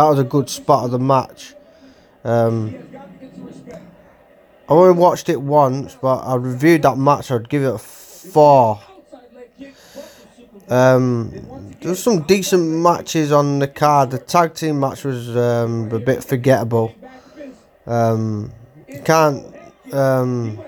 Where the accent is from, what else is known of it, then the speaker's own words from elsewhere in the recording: Ireland; also born or lived in Manchester; now in Oldham, United Kingdom; Hopefully I'm going to visit my native land, Ireland, soon. Brings a lot of good memories back. Cause that's where I started in Ireland, as I'm Irish.